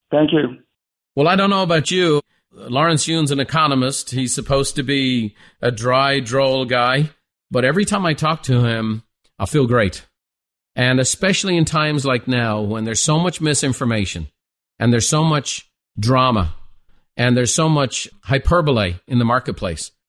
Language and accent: English; Ireland; Well, I'm Irish with an Italian last name, so I'm very familiar with both.